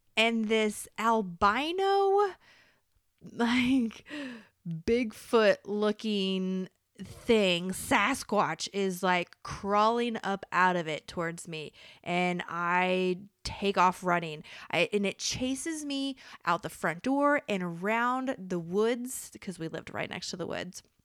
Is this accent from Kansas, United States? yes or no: yes; Topeka, Kansas, United States; moved away; Repping my hometown. So, a Kansas man